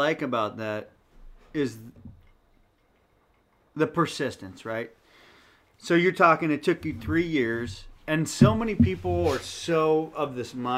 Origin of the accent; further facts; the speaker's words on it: West Marin, California, United States; I'm fifth generation from West Marin. So my grandmother was born at the Point Reyes Lighthouse. Yeah. So that, like you said, that's my backyard.